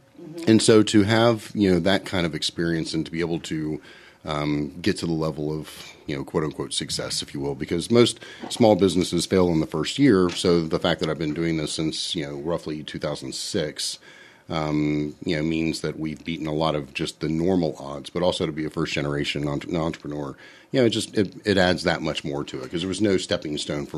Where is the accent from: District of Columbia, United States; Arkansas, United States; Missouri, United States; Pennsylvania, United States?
District of Columbia, United States; Washington; moved away as an adult; I'm actually originally from Washington, D.C. So grew up there. That's where I spent most of my formative years.